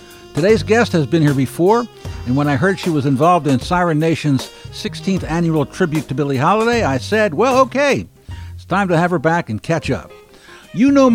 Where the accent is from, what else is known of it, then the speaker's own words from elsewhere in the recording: Baltimore, Maryland, United States; accent: Baltimore; now in Portland, United States; I did my Baltimore accent